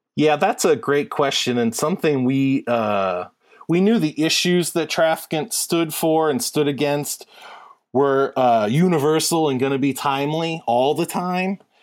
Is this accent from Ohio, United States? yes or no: yes; Warren, Ohio, United States; I'm from Warren, Ohio, which is adjacent to Youngstown.